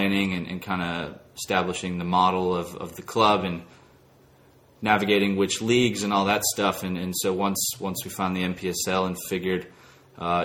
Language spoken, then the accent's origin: English; Dallas, Texas, United States; moved away as an adult; now in Greenville, United States; grew up in Dallas, Texas